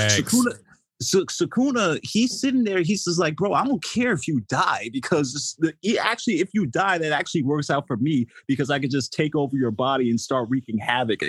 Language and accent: English; New Jersey, United States; I'm from New Jersey